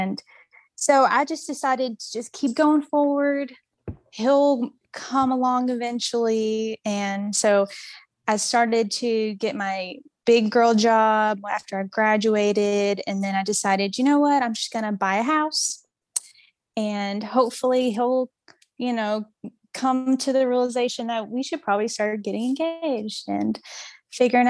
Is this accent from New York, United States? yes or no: no; Mississippi, United States; I am from Mississippi